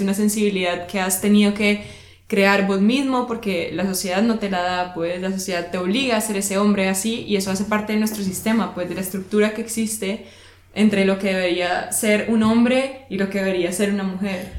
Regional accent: Colombia; now in Germany; como colombiano acá en Alemania

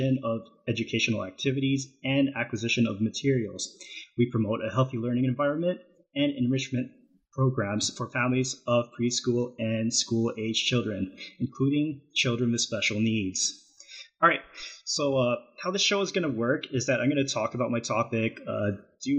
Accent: Calgary, Alberta, Canada; moved away as an adult; now in Loma Linda, United States; I was born and raised in Calgary, Alberta, Canada, and moved to Loma Linda, California late 2011 to pursue my studies in IT

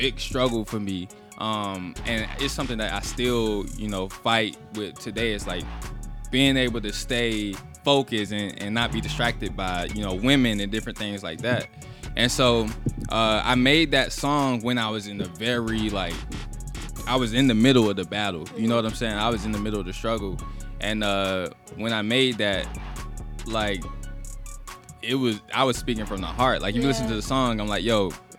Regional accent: Atlanta, Georgia, United States; I'm from Atlanta, from the east side

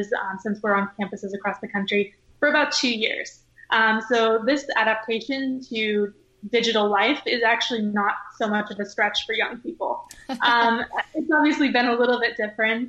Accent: Ketchikan, Alaska, United States; I was born and raised in Ketchikan, Alaska

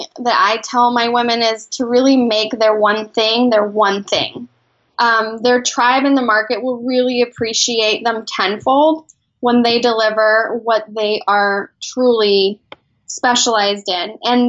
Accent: Mexico City, Mexico; now in San Diego, United States; Actually, originally from Mexico. I'm an immigrant from Mexico City. I now live in San Diego.

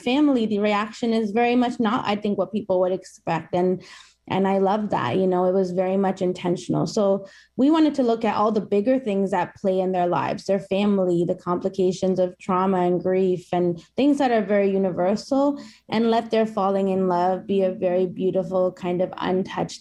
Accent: Toronto, Ontario, Canada; my hometown

